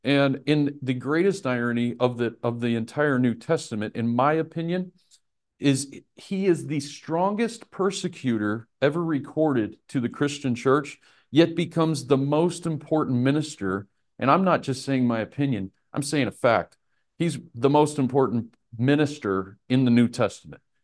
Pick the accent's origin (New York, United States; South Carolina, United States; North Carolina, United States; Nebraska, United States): Nebraska, United States; I'm from Nebraska